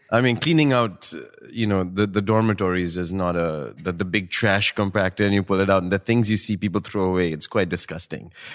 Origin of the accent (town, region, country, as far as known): New Delhi, Delhi, India; born or raised there; moved away as an adult; now in United States